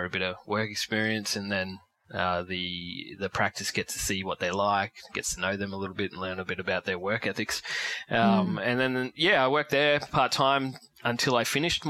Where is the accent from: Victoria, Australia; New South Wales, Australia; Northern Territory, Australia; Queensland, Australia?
Queensland, Australia; Ipswich; also born or lived in Lockyer Valley, Queensland / Brisbane; I grew up in Ipswich around Willowbank area.